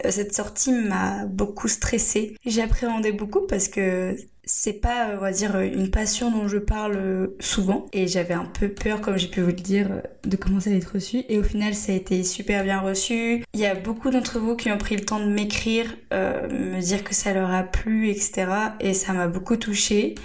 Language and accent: French; Angers, Pays de la Loire, France; moved away as an adult; now in Bordeaux, France; je suis native d'Angers